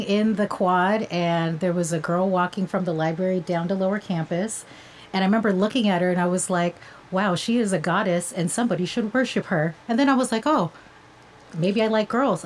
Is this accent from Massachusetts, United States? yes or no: no; Cerritos, California, United States; also born or lived in Long Beach, California; california born and raised